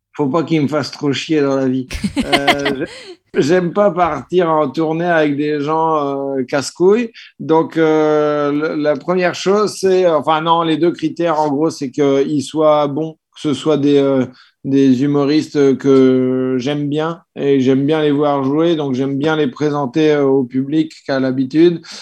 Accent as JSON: {"language": "French", "town": "Caen", "region": "Normandy", "country": "France", "moved": "yes", "lives_now": "Paris, France", "said": "je suis de Caen, euh, je suis originaire de Caen, donc euh, ça fait un bout de temps que je suis sur Paris"}